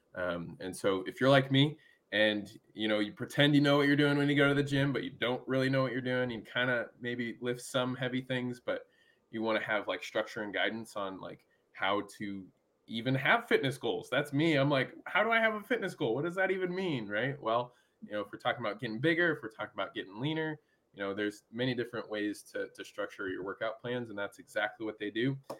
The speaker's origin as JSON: {"language": "English", "town": "Omaha", "region": "Nebraska", "country": "United States", "tie": "born or raised there", "moved": "yes", "lives_now": "Gainesville, United States", "said": "I grew up in Omaha"}